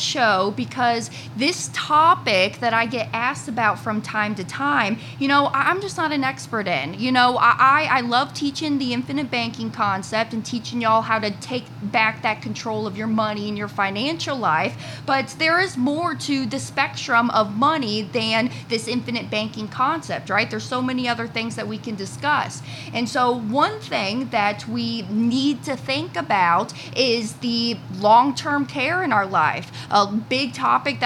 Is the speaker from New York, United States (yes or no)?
no; Florida, United States; I am down here in Florida, back home in town